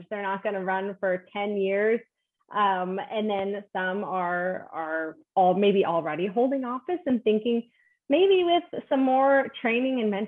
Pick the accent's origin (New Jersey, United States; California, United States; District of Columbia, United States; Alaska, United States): Alaska, United States; now in Washington, United States; I'm from Alaska